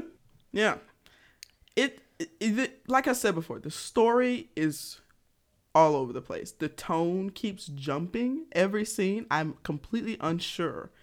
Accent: Georgia, United States; I'm country. I'm from Georgia

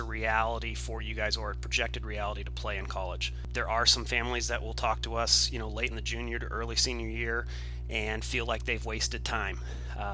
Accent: Southern California, United States; I'm from Southern California.

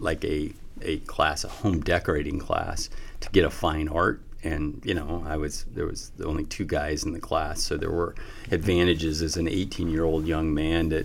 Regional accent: Colorado, United States; moved away as an adult; also born or lived in Nebraska; now in Omaha, United States; I grew up in Colorado

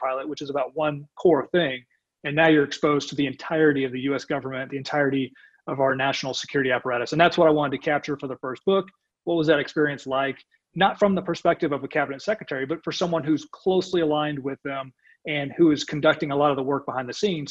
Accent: North Texas, United States; growing up in North Texas

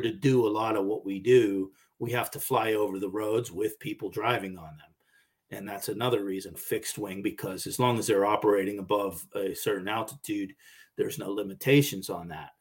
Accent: Pittsburgh, Pennsylvania, United States; I grew up in Pittsburgh

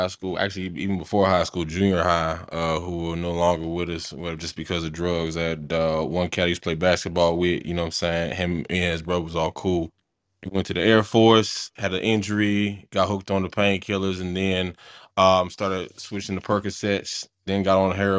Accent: New Jersey, United States; I'm from South Jersey

